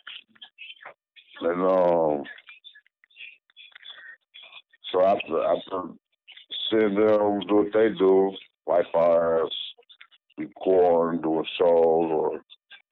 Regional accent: Lansing, Michigan, United States; also born or lived in Blytheville, Arkansas; I was born in Blytheville, Arkansas. But I was raised up here in Lansing, Michigan

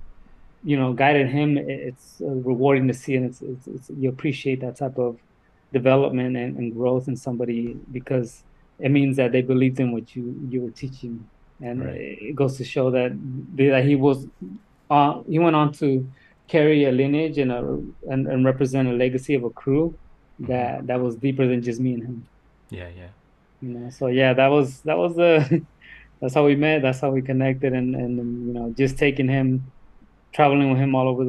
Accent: Sonoma County, California, United States; I'm from Sonoma County

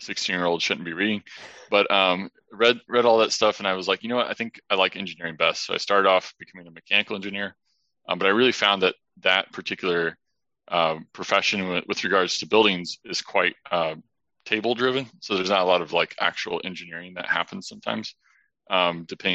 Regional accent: Indiana, United States; we grew up in Indiana

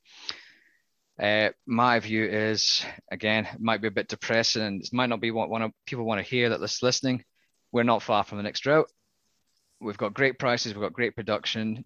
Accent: Scotland, United Kingdom; accent: Scottish; my Scottish accent

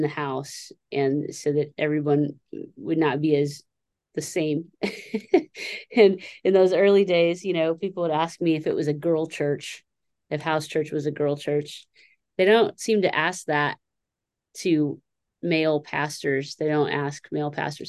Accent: Sacramento, California, United States; now in Tulsa, United States; I was born in 1978 in Sacramento, California

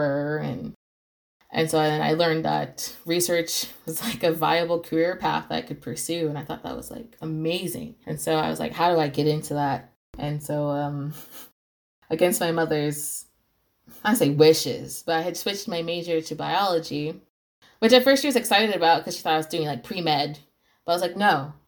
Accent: Las Vegas, Nevada, United States; I was raised in Las Vegas

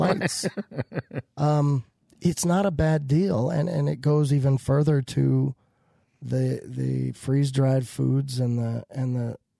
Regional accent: Colorado, United States; growing up in Colorado

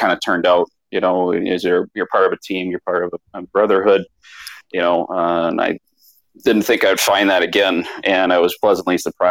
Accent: Cottage Grove, Minnesota, United States; also born or lived in Palm Springs, California; now in Arizona, United States; I was born in Cottage Grove, Minnesota. So I kind of was born with a stick in my hand and grew up there

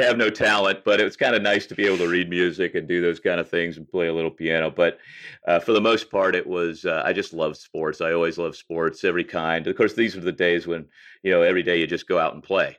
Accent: St. Louis, Missouri, United States; I grew up in St. Louis primarily

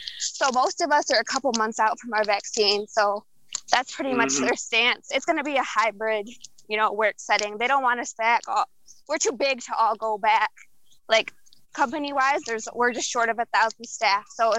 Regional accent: Michigan, United States; we're from Michigan

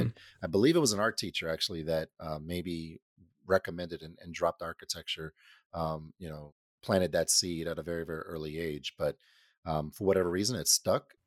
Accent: Denver, Colorado, United States; was born and raised in Denver, Colorado

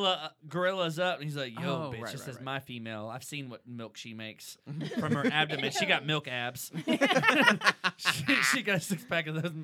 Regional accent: Dallas, Texas, United States; I was born in Texas.

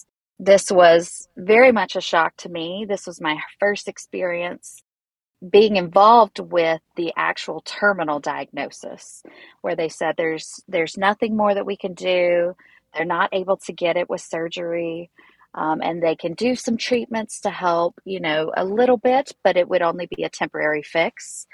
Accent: Harmony, North Carolina, United States; moved away as an adult; now in San Diego, United States; I come from North Carolina, a little tiny town called Harmony. I've been out in San Diego for about 10 years now

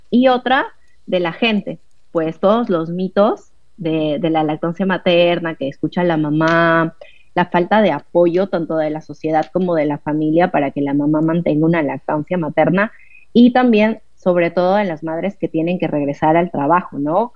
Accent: Ecuador; moved away as an adult; now in Buenos Aires, Argentina; soy de Ecuador, pero actualmente vivo en Buenos Aires

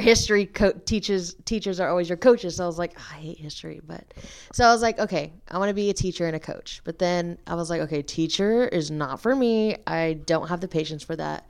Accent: Dallas, Texas, United States; moved away as an adult; now in Nacogdoches, United States; I'm originally from Dallas, Texas, so I'll be moving back after graduation

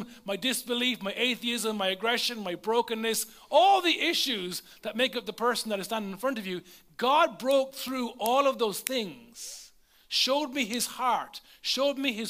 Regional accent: Leinster, Ireland; The nearest McDonald's to where I lived was over an hour away. There was none in my hometown

